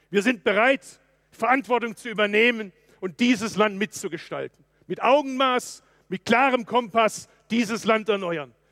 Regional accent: Baden-Württemberg, Germany; Ich bin Schwabe.

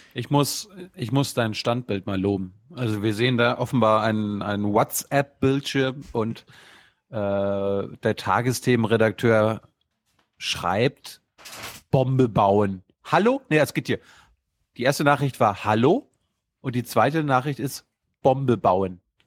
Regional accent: Germany; als Europäer, als Deutsche

